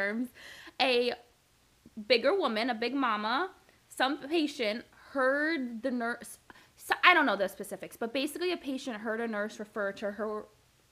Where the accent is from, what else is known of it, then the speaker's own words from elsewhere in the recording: Long Branch, New Jersey, United States; also born or lived in Asbury Park, New Jersey; I grew up in New Jersey